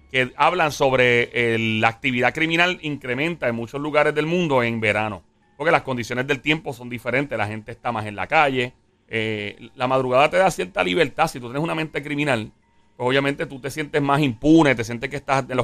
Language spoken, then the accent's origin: Spanish; Caguas, Puerto Rico; No, yo iba para, para mi pueblo, Cagua, en ese